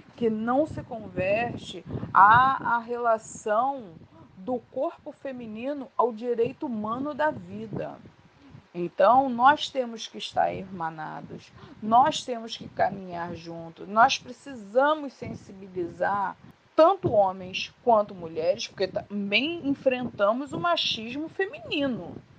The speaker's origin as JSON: {"language": "Portuguese", "area": "Baixada Fluminense", "region": "Rio de Janeiro", "country": "Brazil", "said": "Sou oriunda da Baixada Fluminense."}